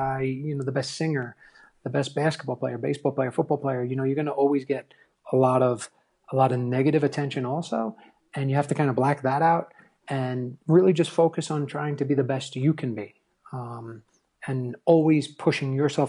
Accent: New York, United States; growing up in New York

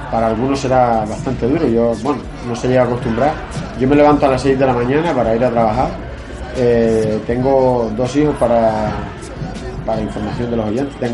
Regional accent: Canary Islands, Spain; also born or lived in Asturias / Galicia; o sea, yo nací en Asturias, a los pocos meses me fui otra vez a Galicia, y, pero, me crié aquí. Soy de, yo me considero canario porque eh, pues llevo toda la vida aquí

